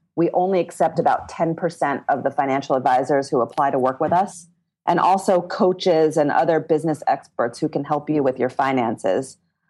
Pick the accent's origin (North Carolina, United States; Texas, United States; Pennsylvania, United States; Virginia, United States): Pennsylvania, United States; Philadelphia; I was raised